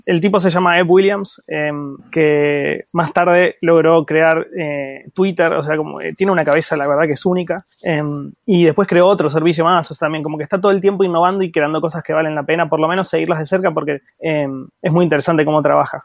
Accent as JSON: {"language": "Spanish", "country": "Argentina", "said": "soy de Argentina"}